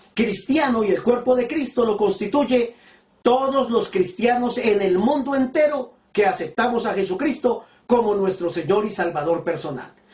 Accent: Colombia

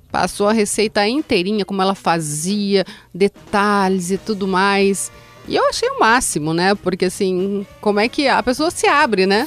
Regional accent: Mogi Mirim, São Paulo, Brazil; quando eu era adolescente ainda, eu sempre gostei muito de show. Show de rock. E esse foi um show do …, lá na minha cidade, em Mogi Mirim

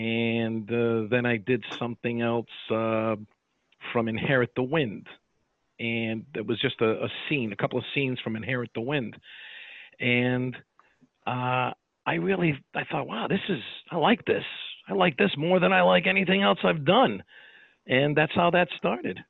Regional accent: Watervliet, New York, United States; also born or lived in Albany, New York; I grew up in Watervliet Troy, New York

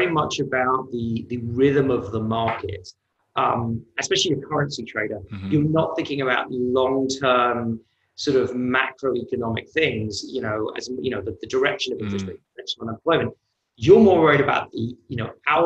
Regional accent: United Kingdom; moved away as an adult; also born or lived in New York; now in United States; I'm British, but I'm also American because my mother's originally from New York

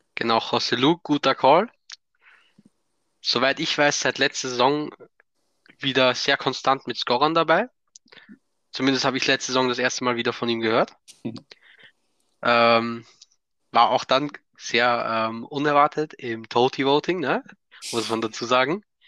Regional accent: Austria; ich komme aus Österreich

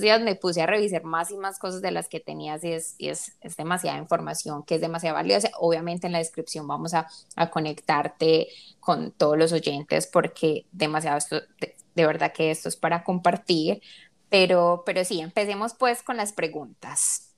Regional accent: Colombia; nosotros que somos colombianas

